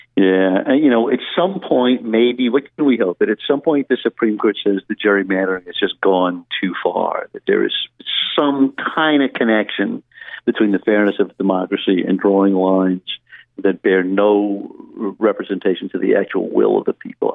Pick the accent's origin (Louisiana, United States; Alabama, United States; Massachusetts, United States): Louisiana, United States; now in New York City, United States; I'm speaking to you uh, from, from Louisiana, my, my home my home state